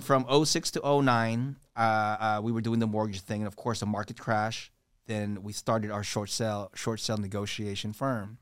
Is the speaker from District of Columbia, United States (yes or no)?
yes; Washington, District of Columbia, United States; also born or lived in Philippines; Grew up in D C